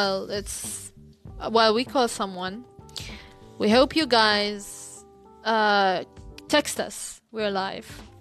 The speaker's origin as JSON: {"language": "English", "town": "Cairo", "region": "Cairo Governorate", "country": "Egypt", "said": "We're from Cairo"}